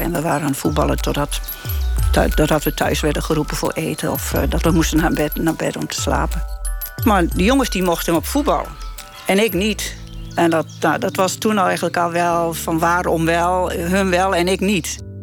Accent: Gelderland, Netherlands; ik kwam uit Gelderland

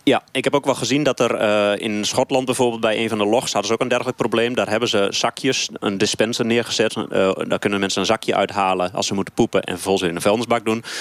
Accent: Kampen, Overijssel, Netherlands

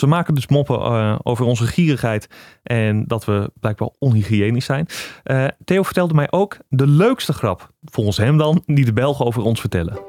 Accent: Netherlands; wij als Nederlanders

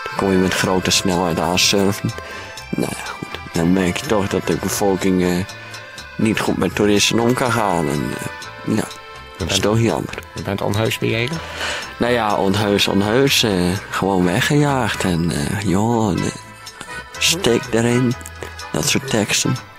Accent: Friesland, Netherlands; ik kom uit Friesland

